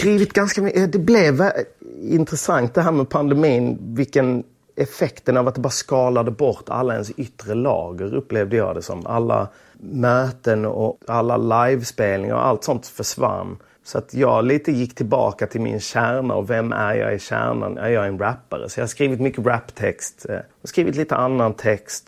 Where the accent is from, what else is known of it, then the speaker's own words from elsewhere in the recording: Lund, Skåne, Sweden; moved away; Tunaskolan mm. i Lund. Jag började där i klass 1. Jag kom från Östra Torn